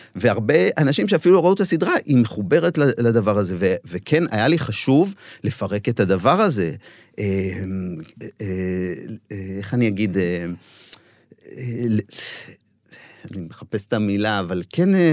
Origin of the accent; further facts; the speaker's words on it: Shilat, Central District, Israel; בן המושב, גדלתי שם